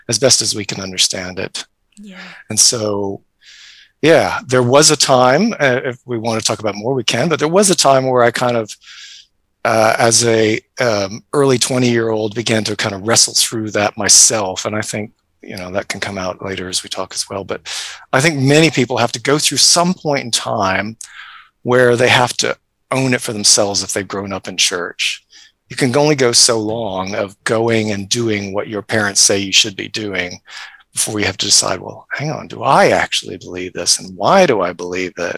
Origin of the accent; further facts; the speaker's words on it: United States; moved away as an adult; also born or lived in Kenya; now in Christchurch, New Zealand; I am American, but I'm not in America. I live here in Christchurch